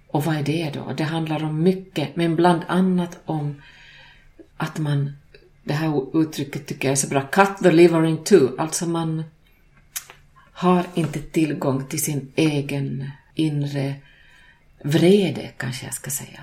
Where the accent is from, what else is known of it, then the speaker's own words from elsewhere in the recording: Finland; Själv kommer jag från Finland och finlandssvensk